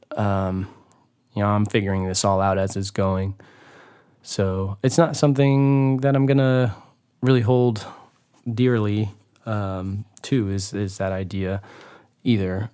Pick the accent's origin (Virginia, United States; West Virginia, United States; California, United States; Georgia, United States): California, United States; Hollister; moved away; the beautiful town of Hollister, California, which is my hometown.